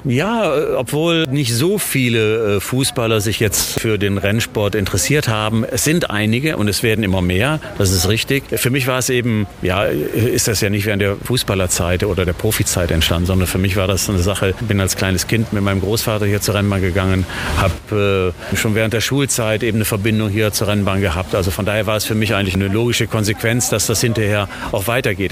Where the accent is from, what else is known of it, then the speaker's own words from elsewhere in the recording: Düsseldorf, North Rhine-Westphalia, Germany; moved away as an adult; also born or lived in Bremen; weil es eben meine Heimatstadt ist